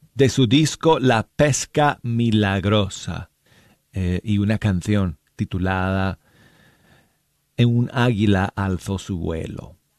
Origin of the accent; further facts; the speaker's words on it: Denver, Colorado, United States; now in Birmingham, United States; el frío de, de mi ciudad natal, de Denver, Colorado